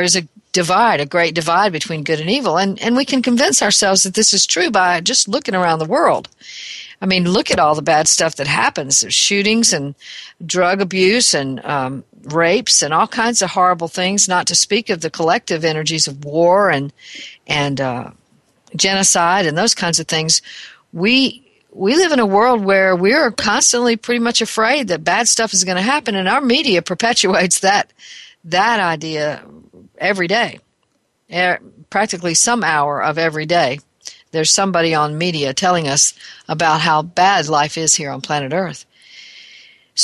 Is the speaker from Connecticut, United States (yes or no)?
no; Alabama, United States; my home state of Alabama